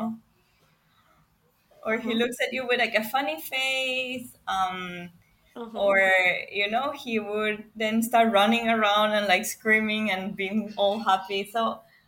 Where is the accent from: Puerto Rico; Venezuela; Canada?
Venezuela; now in Singapore; I'm from Venezuela, but I currently live in Singapore